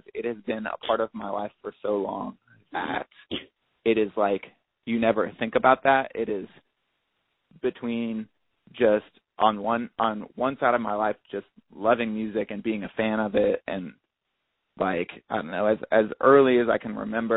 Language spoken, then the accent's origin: English; Ohio, United States; growing up in Ohio, like I grew up in like a super small town